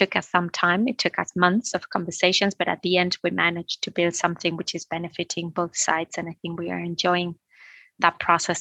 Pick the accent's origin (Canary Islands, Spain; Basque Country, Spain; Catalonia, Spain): Canary Islands, Spain; moved away; also born or lived in Madrid, Spain / England; I was born in Madrid, but I grew up in the Canary Island